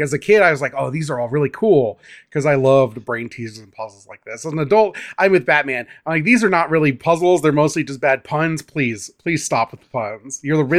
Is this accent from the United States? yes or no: yes; Midwest, United States; I mean, we're from the Midwest.